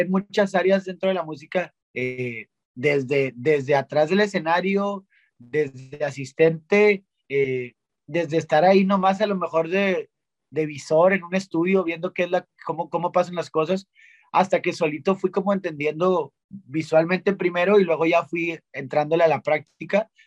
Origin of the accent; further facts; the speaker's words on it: Monterrey, Nuevo León, Mexico; siendo regio